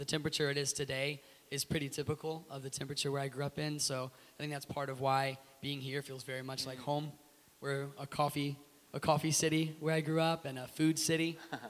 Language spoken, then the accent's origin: English; Richmond, Virginia, United States; The city I grew up in Richmond is probably the only place in America where the roads are as skinny as they are here.